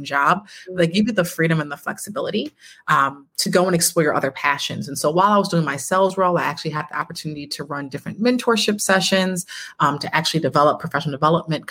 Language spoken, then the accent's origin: English; Buffalo, New York, United States; I was born and raised in Buffalo, New York